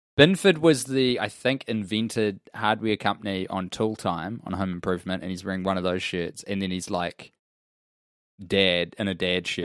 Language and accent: English; United Kingdom; we are two British men